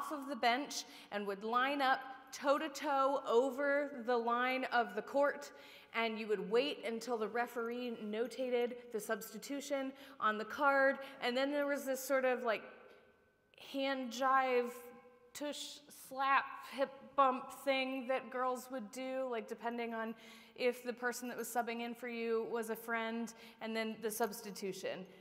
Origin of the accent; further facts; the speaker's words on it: Upper Sandusky, Ohio, United States; I was the ball girl for the Upper Sandusky Lady Rams